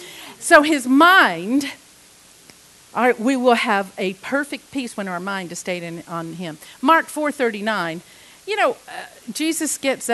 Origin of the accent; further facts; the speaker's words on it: England, United Kingdom; I was raised on them. I was raised several years in England, and salt and vinegar was just like, oh yes.